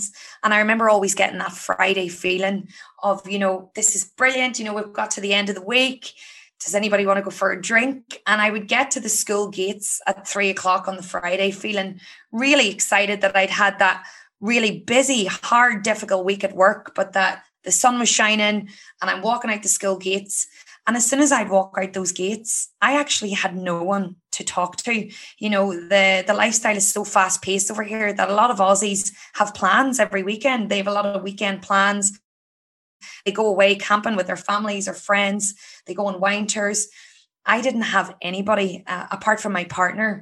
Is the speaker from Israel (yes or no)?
no; County Down, Northern Ireland, United Kingdom; moved away as an adult; now in Sydney, Australia; I'm from County Down in Ireland.